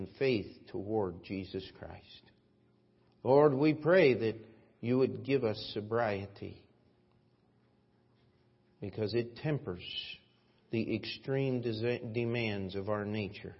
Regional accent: United States; As an American

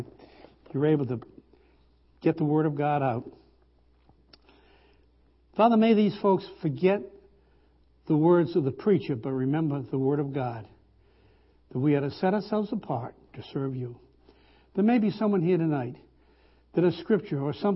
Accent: Rhode Island, United States; I'm from the South, you know, Southern New England, Rhode Island.

